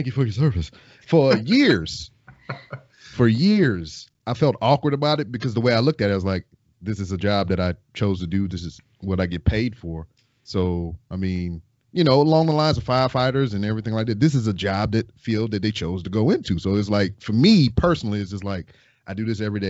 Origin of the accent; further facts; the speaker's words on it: Lake Charles, Louisiana, United States; moved away as an adult; now in Houston, United States; I am from Lake Charles, Louisiana